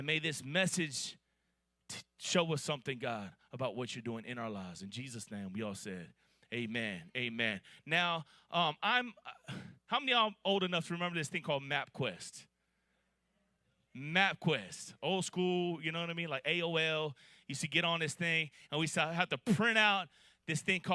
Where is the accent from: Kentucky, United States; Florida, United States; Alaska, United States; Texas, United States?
Florida, United States; Miami; now in Atlanta, United States; I'm from Miami, Florida, and I moved to Atlanta 22 years ago in the year 2000